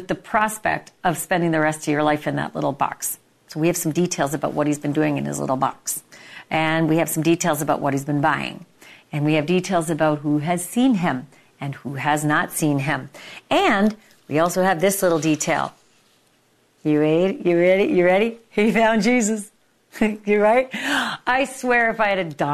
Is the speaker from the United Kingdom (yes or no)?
no; Canada; I'm from Canada